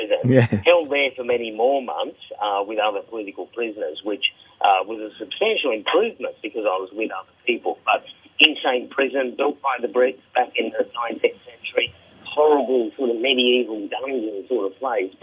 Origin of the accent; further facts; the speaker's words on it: Australia; being Australian, being a fairly prominent foreigner there